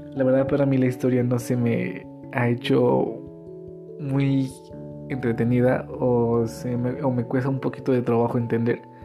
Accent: Metepec, Hidalgo, Mexico; soy del municipio de Metepec Hidalgo

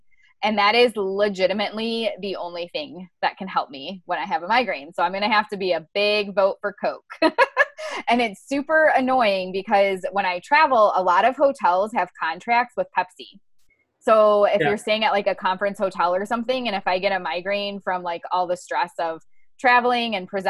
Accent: Ohio, United States; moved away; which also I used to call pop when I was from Ohio, but it got changed to soda very quickly when I moved to the South.

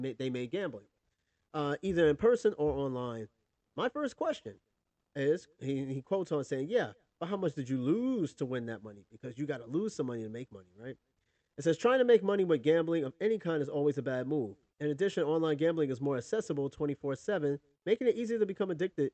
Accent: New York, United States; growing up in New York

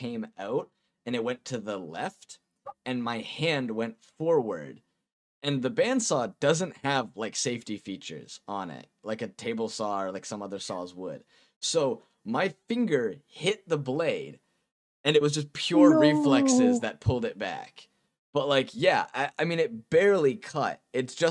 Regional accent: Massachusetts, United States; I'm from Massachusetts

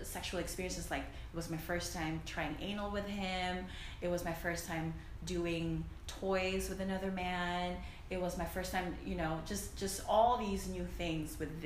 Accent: Philippines; moved away as an adult; So I'm an immigrant, by the way. I grew up in the Philippines. I moved here when I was like 18, 19

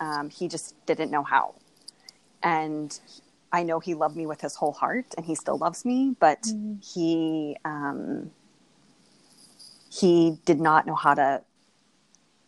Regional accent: Moon Township, Pennsylvania, United States; moved away as an adult; also born or lived in Uniontown, Pennsylvania; now in Silver Spring, United States; I grew up in Moon Township

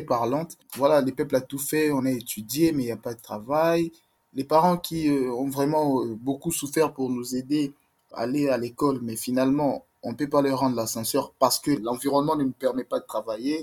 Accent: DR Congo; moved away as an adult

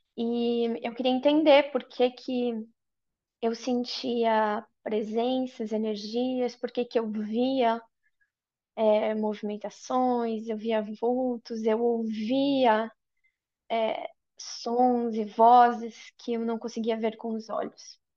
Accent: Brazil; moved away as an adult; also born or lived in Ireland; now in Sweden; eu saí do Brasil quando eu tinha 21 anos, sozinha, e me mudei para a Irlanda, onde eu morei por quatro anos

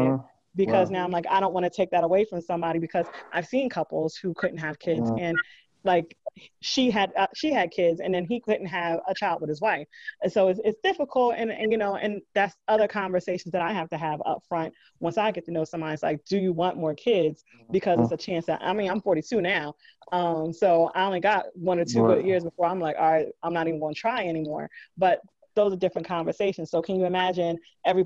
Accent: the South, United States; my family is, like, we're from the South.

